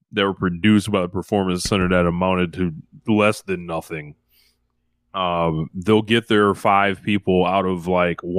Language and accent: English; United States; we're, we're American.